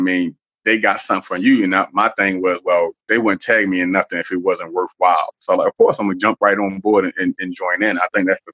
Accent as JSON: {"language": "English", "town": "Baltimore", "region": "Maryland", "country": "United States", "tie": "born or raised there", "also_born_or_lived": "New York", "said": "growing up in Baltimore City"}